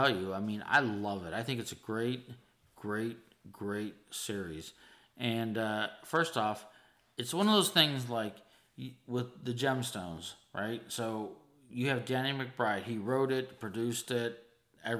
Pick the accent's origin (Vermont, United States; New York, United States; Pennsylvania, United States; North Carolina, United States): Pennsylvania, United States; Pittsburgh; now in Charleston, United States; I'm from Pittsburgh